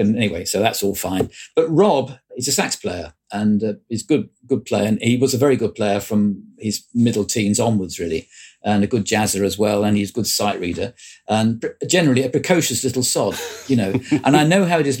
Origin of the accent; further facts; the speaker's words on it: Croydon, London, United Kingdom; I come from South Croydon